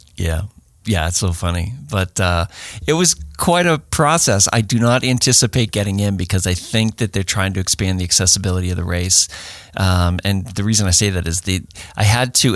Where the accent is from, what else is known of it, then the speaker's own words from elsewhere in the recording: Boston, Massachusetts, United States; I'm a Bostonian